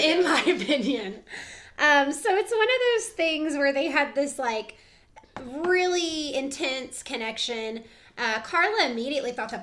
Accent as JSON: {"language": "English", "region": "the South", "country": "United States", "said": "We are from the South"}